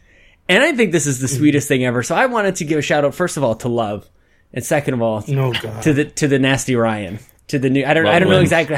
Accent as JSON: {"language": "English", "country": "Canada"}